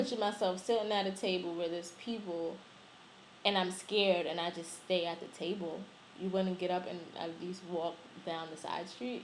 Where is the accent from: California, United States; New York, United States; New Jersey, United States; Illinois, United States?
New York, United States; as a New Yorker